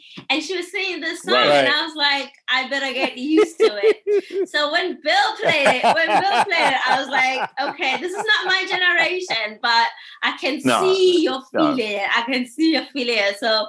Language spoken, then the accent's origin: English; South Africa; moved away as an adult; also born or lived in Germany; So I am from South Africa, and I am the dancer here. I've been dancing since I was 4. I'm 31 now